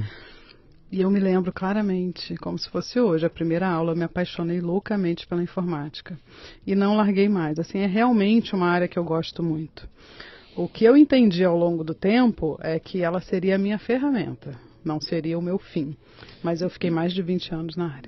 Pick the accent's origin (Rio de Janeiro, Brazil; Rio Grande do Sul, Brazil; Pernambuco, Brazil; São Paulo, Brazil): Rio de Janeiro, Brazil; Nova Friburgo; moved away as an adult; also born or lived in Niterói; now in Cotia, Brazil; Na cidade de Nova Friburgo, que fica na região serrana do estado do Rio